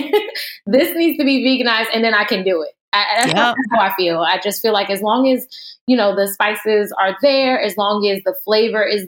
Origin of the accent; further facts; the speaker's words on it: New Jersey, United States; I'm originally from Jersey.